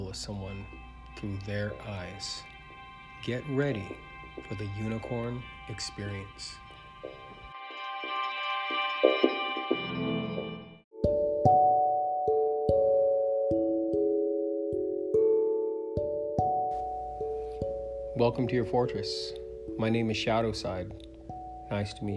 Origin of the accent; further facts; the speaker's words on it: Vallejo, California, United States; I was born in the Bay Area of California, a city called Vallejo